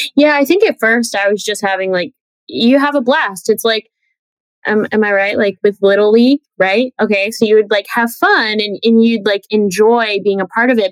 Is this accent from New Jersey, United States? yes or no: yes; New Jersey, United States; also born or lived in Manhattan, New York; I'm a New Yorker. Like I was born in Manhattan and raised in Jersey